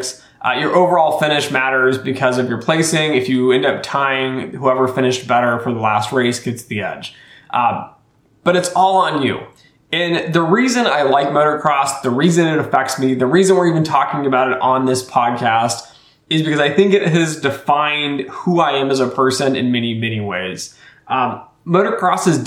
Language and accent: English; Colorado, United States; moved away; I was born in Colorado